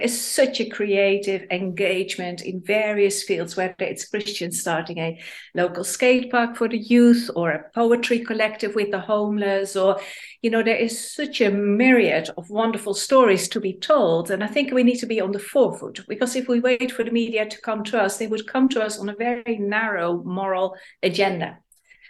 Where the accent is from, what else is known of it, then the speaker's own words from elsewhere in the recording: Netherlands; now in Manchester, United Kingdom; I'm raised in Holland